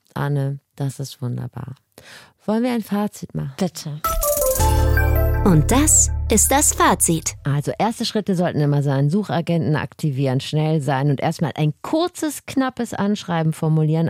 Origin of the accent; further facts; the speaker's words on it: Wachtendonk, North Rhine-Westphalia, Germany; moved away; den Ort rausgesucht, wo ich groß geworden bin. Mhm. Wachtendonk am linken Niederrhein